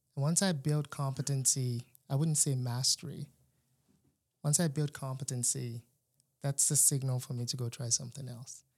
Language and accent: English; Nigeria; moved away as an adult; now in North Carolina, United States; I was born in Nigeria, uh, pretty much raised till after high school. And then came to the United States for college